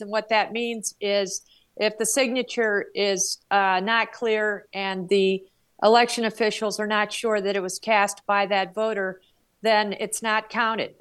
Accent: Flagstaff, Arizona, United States; my hometown radio station in Flagstaff

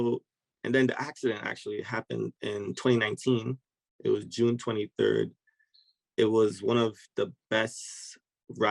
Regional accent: Trinidad & Tobago; moved away as an adult; now in United States; I'm originally from Trinidad and Tobago. I migrated to the United States actually to play soccer

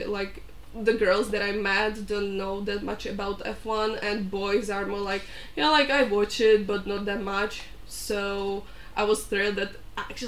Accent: Czechia; English is a second language; I'm from Czech Republic too.

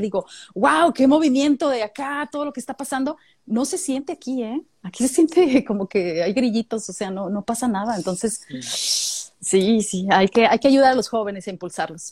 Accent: Mexico; now in Australia; tú vienes de México, le digo, vengo de América, del continente americano

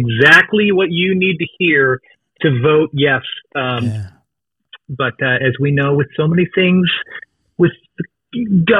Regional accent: Seattle, Washington, United States; moved away as an adult; also born or lived in Los Angeles; I grew up in the Seattle area in its heyday

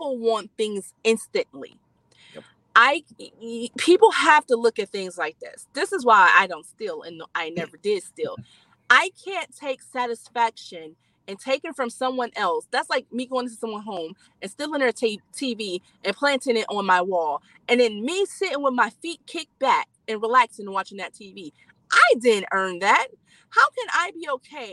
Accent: Youngstown, Ohio, United States; I'm from Youngstown

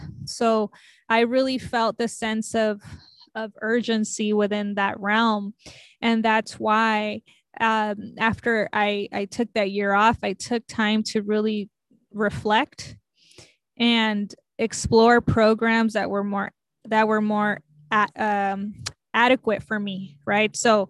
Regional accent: Los Angeles, California, United States; born there; I was born in East Los Angeles, California. As a child, I moved around a lot.

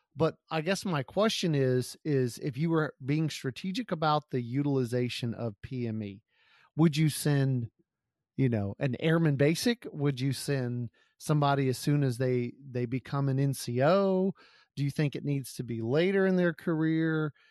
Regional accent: Gulf Coast, United States; I grew up on the Gulf Coast

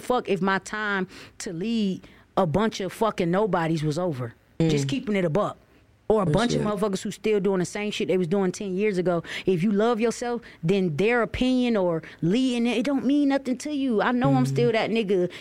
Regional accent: St. Petersburg, Florida, United States; I'm from St. Petersburg

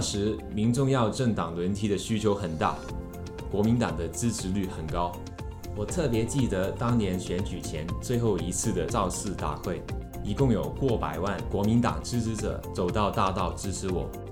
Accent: Taiwan; also born or lived in Hong Kong / Hunan (ancestral); 我籍贯湖南，出生在大江大海年代的中华民国时期。 国民政府迁台不久， 我便在香港出生。 到台湾后

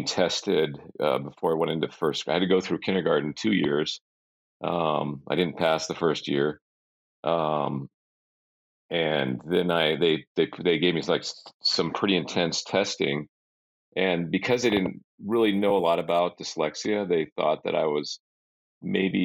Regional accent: Bay Area of California, United States; I grew up actually in the Bay Area of California

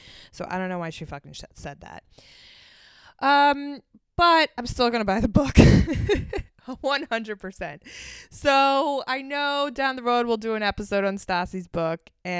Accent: Philadelphia, Pennsylvania, United States; moved away; Philadelphia, my hometown

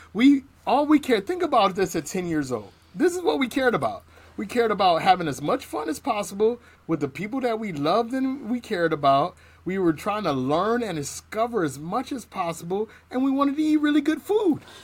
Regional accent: East Cleveland, Ohio, United States; I grew up in East Cleveland in the 80s and 90s

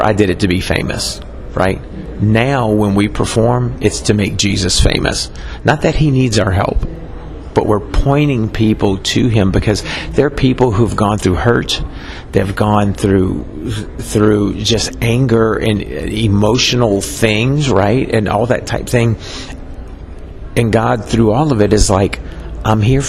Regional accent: New Orleans, Louisiana, United States; I grew up in New Orleans

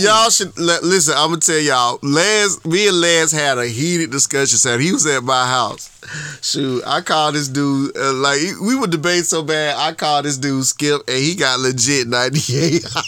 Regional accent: Georgia, United States; from Georgia

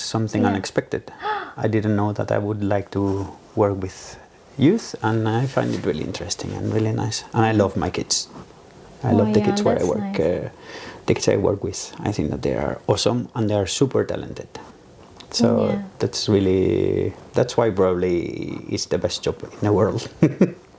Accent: Valencia, Valencian Community, Spain; English is a second language; moved away as an adult; now in Norway; I'm born and raised in Valencia

